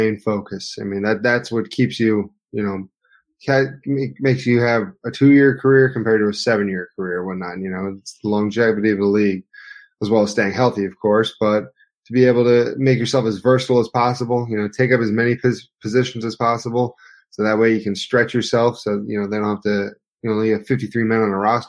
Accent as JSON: {"language": "English", "region": "New Jersey", "country": "United States", "moved": "yes", "said": "I'm originally from New Jersey, so it's not too far off. About 20 miles, 25 miles from the city"}